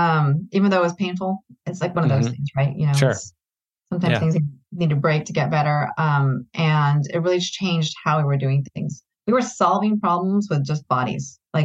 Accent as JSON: {"language": "English", "country": "Philippines", "said": "And they're from the Philippines, which is, you know, that's great. I'm Filipino."}